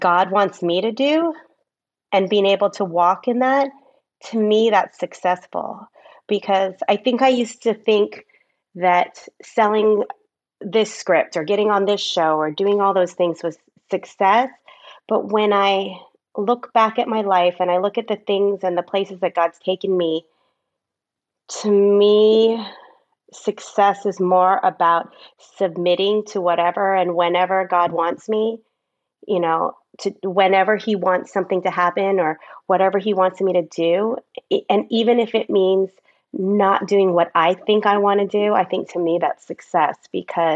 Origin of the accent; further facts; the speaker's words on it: Southern California, United States; I grew up in Southern California.